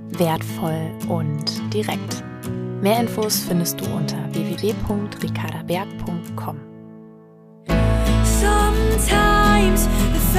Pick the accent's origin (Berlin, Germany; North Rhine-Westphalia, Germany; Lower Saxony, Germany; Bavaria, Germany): North Rhine-Westphalia, Germany; Lichtenau; aus meiner Heimatstadt Lichtenau in Westfalen